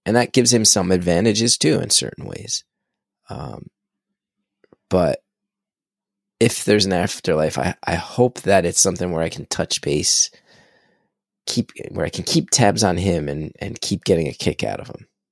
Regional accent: New Jersey, United States; I'm from Jersey, Jersey's kinda famous for its tomatoes

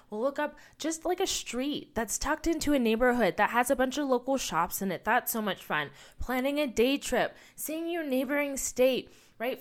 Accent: United States; my own experience as an American kid

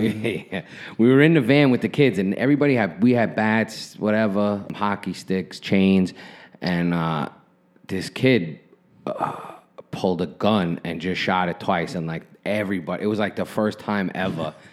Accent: New York City, New York, United States; where I grew up in Brooklyn. It was Flatbush

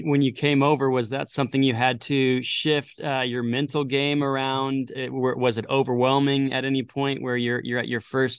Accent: New Jersey, United States; also born or lived in Florida; So I'm from New Jersey, and up there, and I was from like, I don't know, almost Pennsylvania there. I was like 35 minutes from the border.

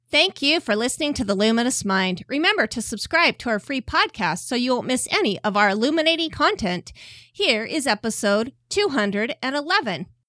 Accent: Southeast Idaho, United States; born and raised here in Southeast Idaho

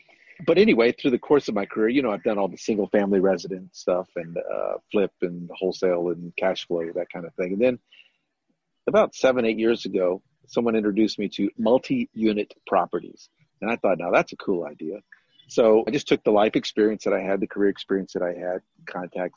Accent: San Antonio, Texas, United States; moved away as an adult; also born or lived in Las Vegas, Nevada / North Carolina; I'm originally from San Antonio. I was born and raised here

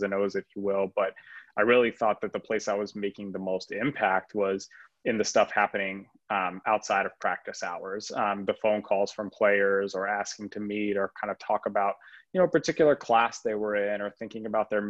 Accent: Arizona, United States; moved away as an adult; also born or lived in Rhode Island; it was also my hometown. So I had the chance to go back to Arizona

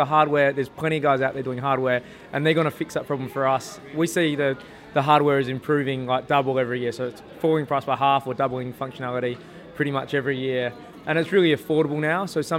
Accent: Adelaide, South Australia, Australia; Oh, we're from Adelaide.

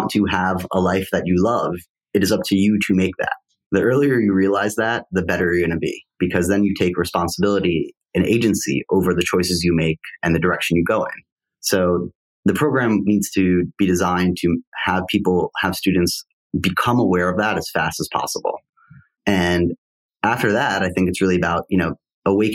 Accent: New York, United States; also born or lived in Wisconsin; I grew up in New York and I loved New York

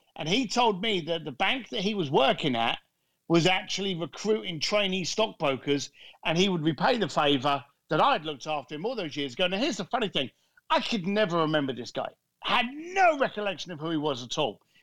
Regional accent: London, United Kingdom; I grew up in a shitty end of London called Leytonstone.

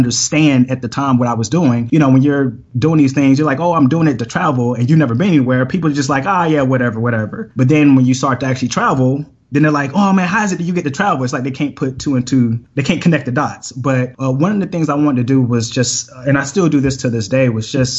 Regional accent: Atlanta, Georgia, United States; I'm from Atlanta, Georgia, born and raised.

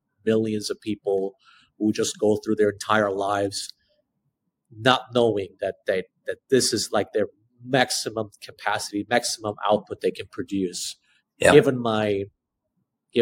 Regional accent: South Korea; as an Asian person, you know, who spent child growing up in Korea, under the Korean education system

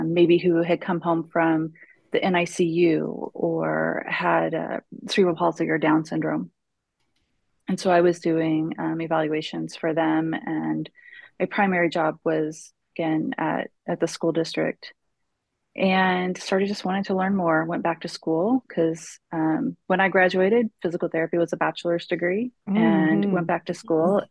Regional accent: Kansas City, United States; also born or lived in Arkansas; now in Granbury, United States; I'm originally from Kansas City

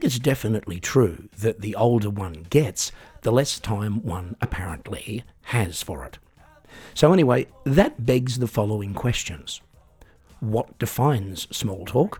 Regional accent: Australia; now in Germany; I'm an Australian singer-songwriter, piano entertainer, comedian and podcaster, currently living in Germany

